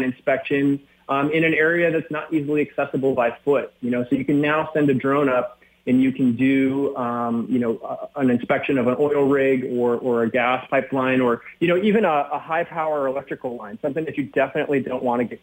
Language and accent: English; Minnesota, United States; I grew up in Minnesota